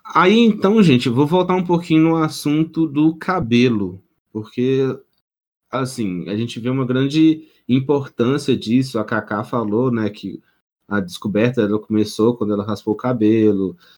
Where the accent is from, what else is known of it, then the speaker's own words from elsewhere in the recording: Minas Gerais, Brazil; nós três aqui somos Mineiros